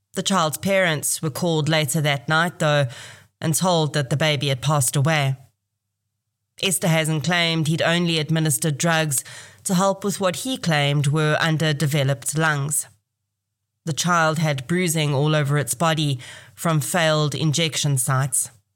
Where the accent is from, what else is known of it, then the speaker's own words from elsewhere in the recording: Kempton Park, Gauteng, South Africa; I was actually born in this hospital in September 1980.